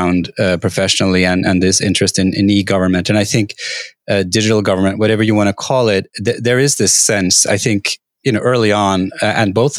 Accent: Norway; I grew up in Norway

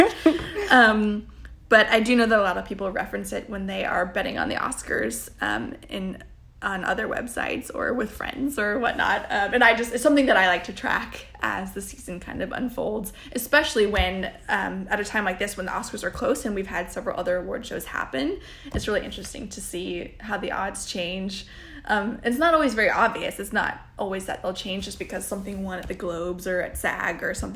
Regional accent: Dayton, Ohio, United States; born or raised there; moved away

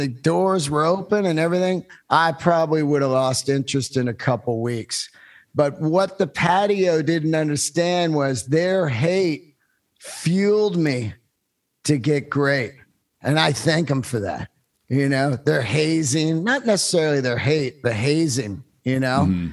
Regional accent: Bay Area, California, United States; also born or lived in Yosemite, California; I was born in the mountains and I grew up in the Bay Area

